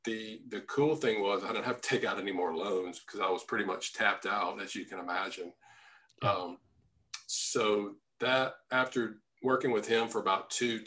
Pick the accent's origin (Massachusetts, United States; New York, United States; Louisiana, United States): Louisiana, United States; moved away as an adult; my hometown, Louisiana